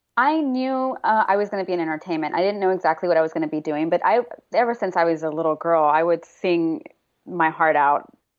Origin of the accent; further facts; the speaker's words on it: Houston, Texas, United States; moved away as an adult; also born or lived in Austin, Texas / New York / Dubai; now in Los Angeles, United States; I grew up in Houston